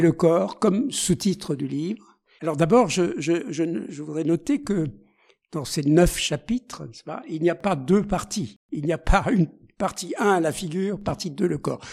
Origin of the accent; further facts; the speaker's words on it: Alsace, Grand Est, France; en Alsace, qui est ma, ma région d'origine